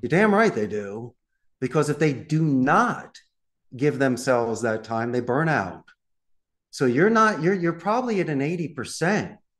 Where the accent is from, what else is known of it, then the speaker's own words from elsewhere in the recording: Philadelphia, Pennsylvania, United States; accent: Philadelphia; moved away as an adult; from Northeast Philadelphia